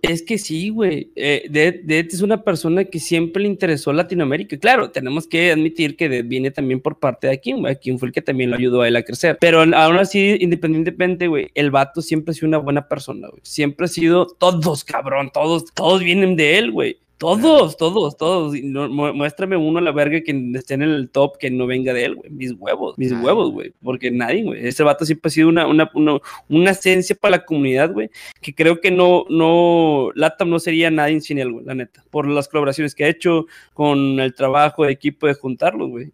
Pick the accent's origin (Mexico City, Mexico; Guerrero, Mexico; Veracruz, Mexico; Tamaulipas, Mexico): Tamaulipas, Mexico; Valle Hermoso; soy de un pueblito llamado Vallehermoso, Tamaulipas